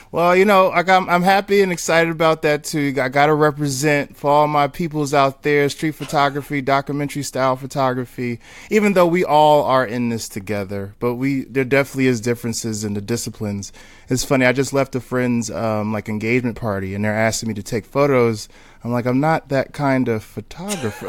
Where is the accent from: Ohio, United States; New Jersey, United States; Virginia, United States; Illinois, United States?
New Jersey, United States; Newark; also born or lived in Texas; now in Brooklyn, United States; I'm from Newark, New Jersey.